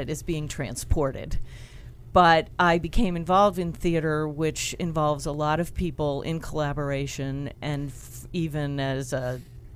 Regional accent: Philadelphia, Pennsylvania, United States; I'm originally from Philadelphia

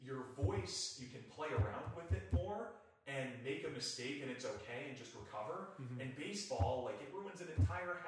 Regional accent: New Jersey, United States; moved away as an adult; also born or lived in Kearney, Nebraska; now in Reading, United States; when I was growing up in New Jersey

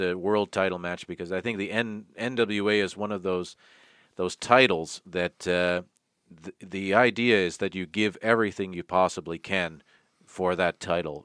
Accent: Toronto, Ontario, Canada; my hometown, Tirana, Ontario

